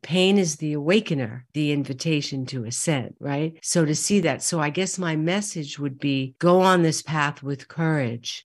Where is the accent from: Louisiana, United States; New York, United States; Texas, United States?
New York, United States; New York City; growing up in Brooklyn and Queens